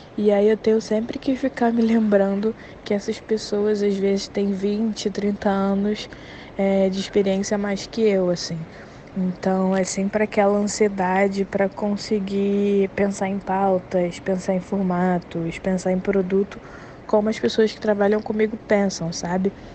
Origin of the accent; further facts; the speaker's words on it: Rio de Janeiro, Brazil; sou do Rio de Janeiro e trabalho aqui na equipe do digital do Fantástico